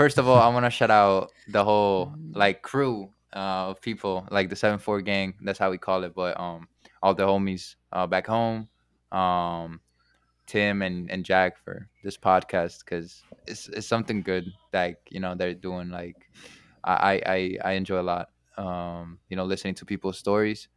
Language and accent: English; Genoa, Liguria, Italy; now in Chicago, United States; it's my home country